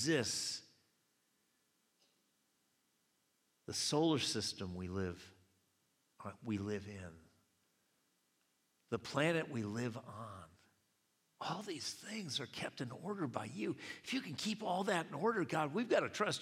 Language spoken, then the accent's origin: English; United States; I'm an American too